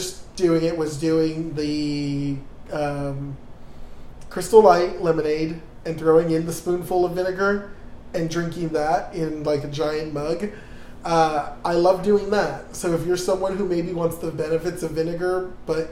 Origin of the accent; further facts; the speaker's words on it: South Texas, United States; I'm from South Texas.